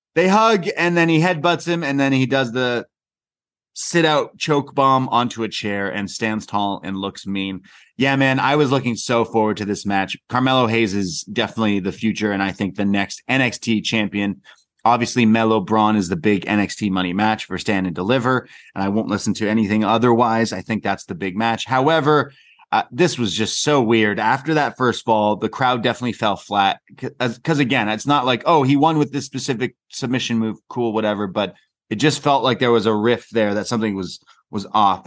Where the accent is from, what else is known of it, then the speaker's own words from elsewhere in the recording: Canada; I'm just a Canadian lad